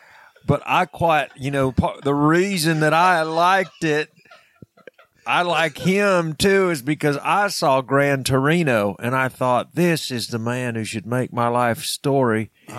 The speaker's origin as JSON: {"language": "English", "town": "Danville", "region": "Georgia", "country": "United States", "tie": "born or raised there", "said": "This is back in my hometown of Danville, Georgia."}